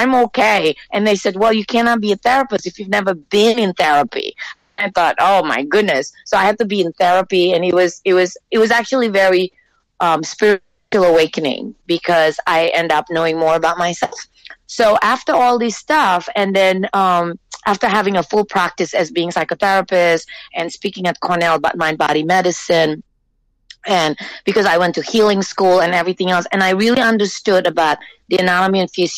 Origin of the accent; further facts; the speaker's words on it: Singapore; also born or lived in Jakarta, Indonesia; I was born in Jakarta, Indonesia. I went to school in Singapore, and then I came here.